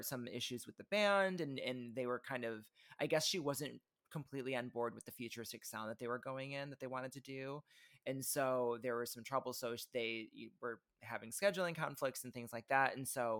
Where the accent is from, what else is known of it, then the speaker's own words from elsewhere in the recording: Benton Harbor, Michigan, United States; I grew up in Benton Harbor, Michigan. We did not live super far from Chicago. We were about 90 minutes away from Chicago.